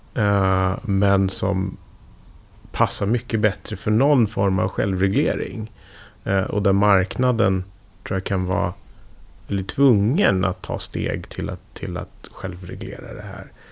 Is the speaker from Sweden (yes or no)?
yes; Sweden; Som svensk